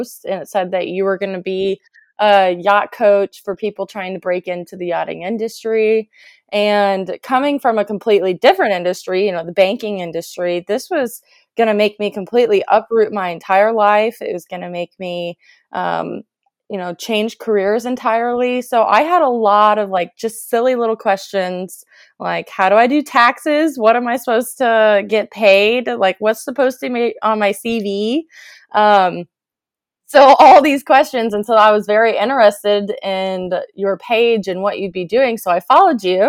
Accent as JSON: {"language": "English", "region": "Illinois", "country": "United States", "tie": "born or raised there", "said": "I was born and raised in Illinois in the USA in a very small town"}